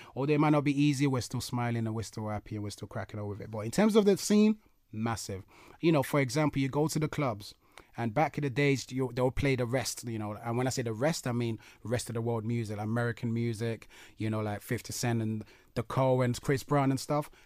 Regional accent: London, United Kingdom; obviously my hometown, London

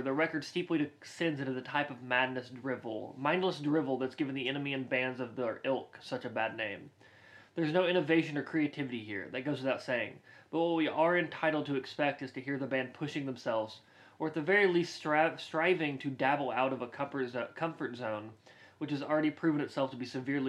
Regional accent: the South, United States; We're from the South

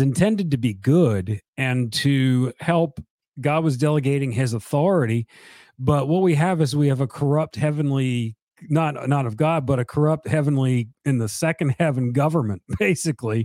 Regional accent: South Carolina, United States; also born or lived in Charleston / Columbia; I'm from South Carolina.

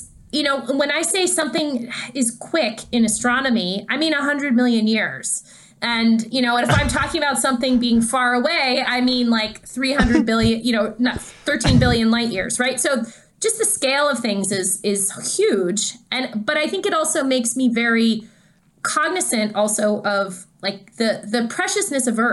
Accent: Canada; I'm Canadian.

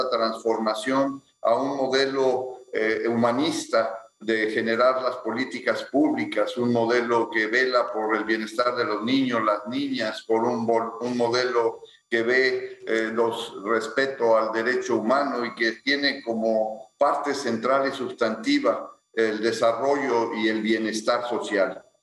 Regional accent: Ciudad Victoria, Tamaulipas, Mexico; born there; los dos nacimos en Ciudad Victoria

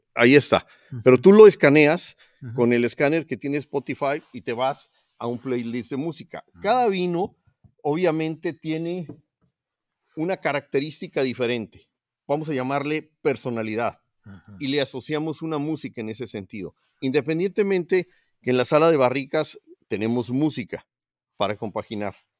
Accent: Ensenada, Baja California, Mexico; moved away as an adult; desde que me fui de, Ensenada hace 40 años que me fui a estudiar, hace 45 años

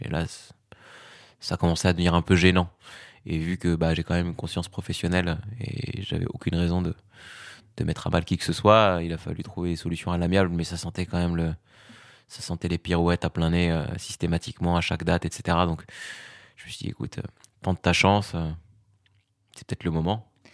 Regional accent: Fez, Fès-Meknès, Morocco; now in Paris, France; j'ai grandi au Maroc

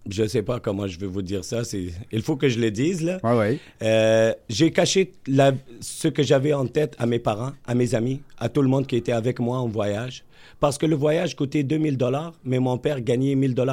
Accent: Tunisia; now in Quebec City, Canada; je suis né en Méditerranée. {S2} Ouais. {S1} Je suis originaire de la Tunisie.

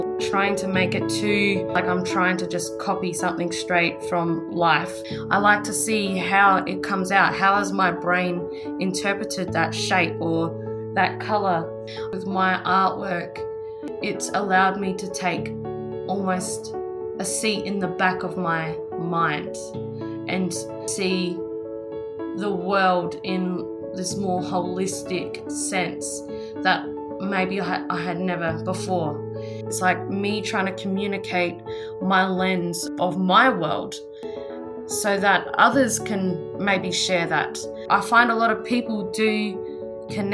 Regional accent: Australia; I grew up on Bangla country and I'm currently living

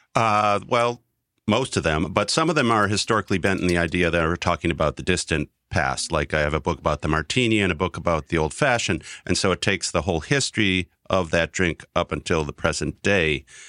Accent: Wisconsin, United States; now in New York, United States; I'm from Wisconsin

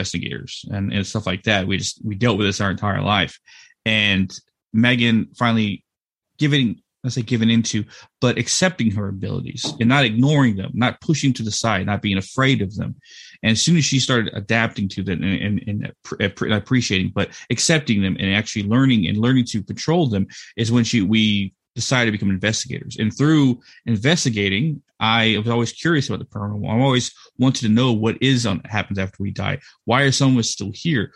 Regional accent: Texas, United States; this is a ranch I grew up on in Texas

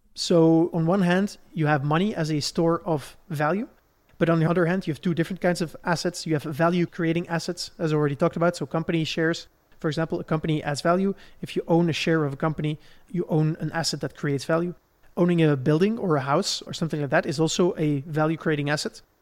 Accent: Belgium; Where I grew up in Belgium

